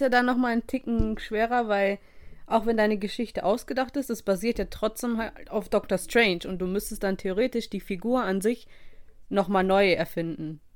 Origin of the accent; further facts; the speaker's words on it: Russia; moved away; eine lange Reise aus meiner Heimat hatte